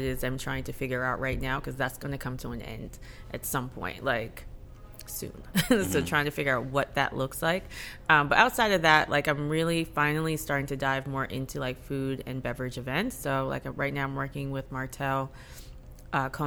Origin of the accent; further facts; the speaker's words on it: Jamaica; now in Atlanta, United States; I'm Jamaican